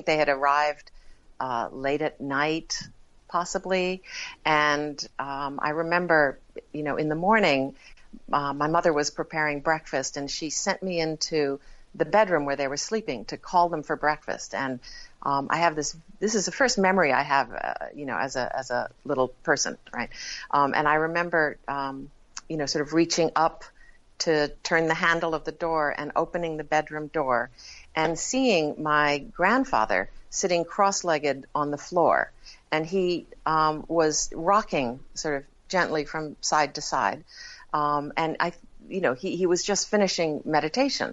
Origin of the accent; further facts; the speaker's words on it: New Haven, Connecticut, United States; I was born in New Haven, Connecticut